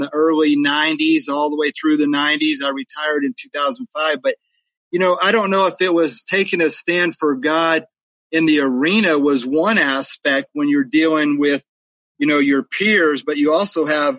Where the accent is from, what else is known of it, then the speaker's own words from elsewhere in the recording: Reno, Nevada, United States; moved away; also born or lived in California / Texas; he would eventually move to Reno, Nevada, where I competed in high school rodeo. We were there my junior high and high school years